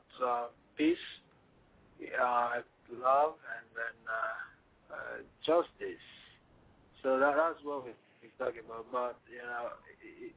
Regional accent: Togo; English is a second language; now in Washington, D.C., United States; I'm from Togo

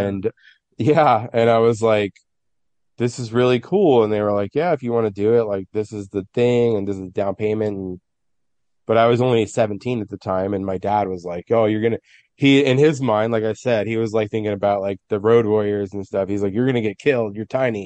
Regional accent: San Francisco, California, United States; I'm from San Francisco. I've lived my whole life in the city

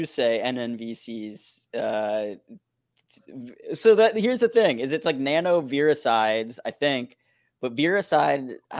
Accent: Midwest, United States; I'm from the Midwest, Spencer.

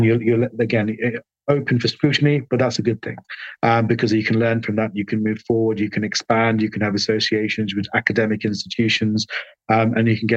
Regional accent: London, United Kingdom; I was born in London. My parents are Sri Lankan, hence my long first name

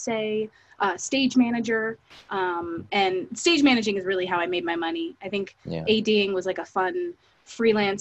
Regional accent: Fairfax, California, United States; I grew up in Fairfax, California, which is a tiny town in Northern California

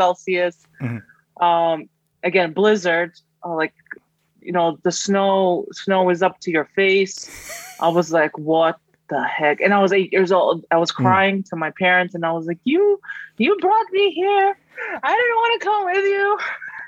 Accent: Astana, Kazakhstan; English is a second language; also born or lived in Almaty, Kazakhstan; now in United States; And then we moved to Astana. So I was 8 years old at the time.

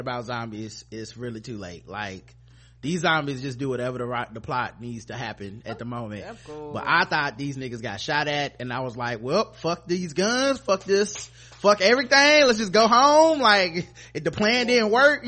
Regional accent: the South, United States; I'm from the South

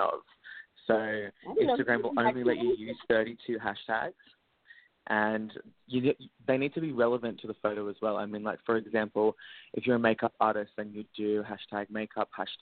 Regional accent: Australia; I'm an Australian social media influencer and model

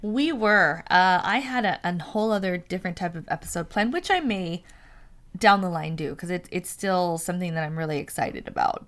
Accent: San Francisco, California, United States; I'm from San Francisco

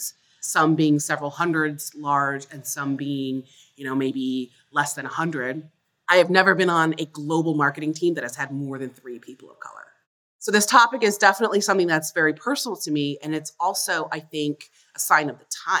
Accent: Fort Lauderdale, Florida, United States; I grew up in South Florida. Our family was the first Black family to move into a basically white, middle-class suburb of Fort Lauderdale

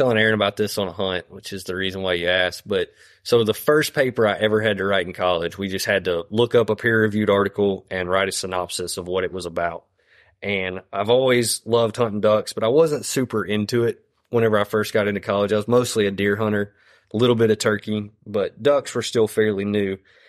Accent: Texas, United States; moved away as an adult; now in Louisiana, United States; I was born and raised in Texas. Went to school in Texas, got the first job in Texas with TPWD.

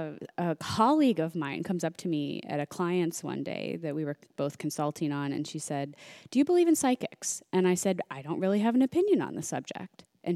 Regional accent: Midwest, United States; I grew up in the Midwest, like strict Irish Catholic family, went to Catholic school my whole life.

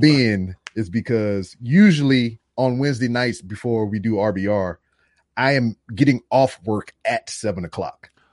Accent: Louisiana, United States; moved away; also born or lived in Texas; being from Louisiana, a lot of our accents are just jacked up anyway

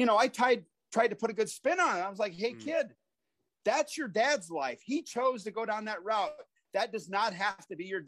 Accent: Watkins, Iowa, United States; moved away as an adult; also born or lived in Ohio; from Watkins, Iowa. I worked at a man refrigeration for 2.5 years to save money to go to pro wrestling school. Population 100 in Watkins, Iowa

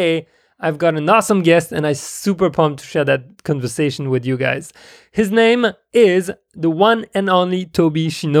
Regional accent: Russia; accent: Russian; moved away; also born or lived in Nigeria; I guess just like my accent is totally right Russian

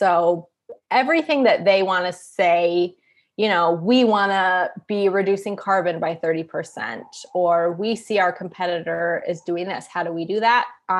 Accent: Pacific Northwest, United States; So I grew up in the Pacific Northwest. So that sort of hippie, for lack of a better word, lifestyle, that was, I mean, my parents were very much like, we're going to recycle this.

